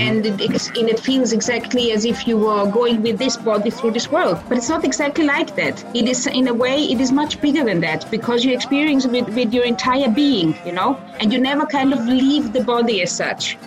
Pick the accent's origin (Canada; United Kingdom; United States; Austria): Austria; moved away; also born or lived in Croatia / Vienna; I grew up in Austria.